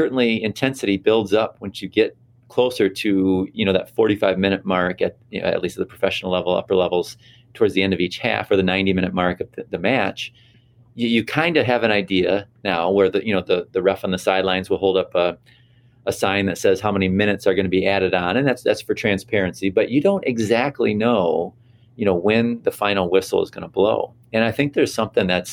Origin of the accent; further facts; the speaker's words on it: United States; as an American